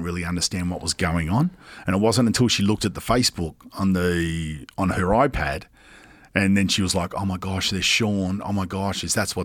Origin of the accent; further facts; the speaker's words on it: Sydney, New South Wales, Australia; also born or lived in England; how I grew up in Western Sydney